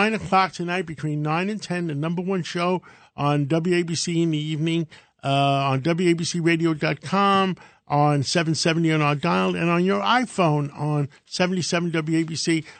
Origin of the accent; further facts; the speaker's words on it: New York City, New York, United States; Because I grew up in Harlem, and there was never a problem in Harlem.